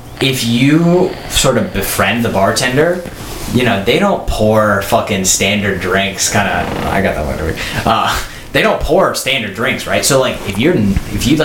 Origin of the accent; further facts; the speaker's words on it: United States; as an American